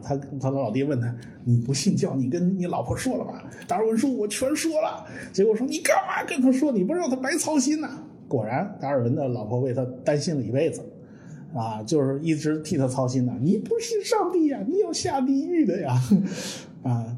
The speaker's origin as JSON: {"language": "Chinese", "country": "China", "said": "我们中国人都懂"}